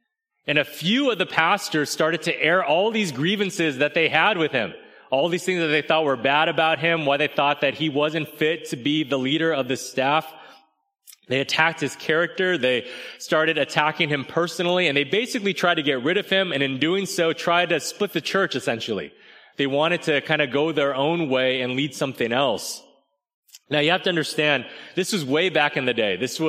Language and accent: English; California, United States; I had to learn the hard way that not everyone thought it was super great that I was from California.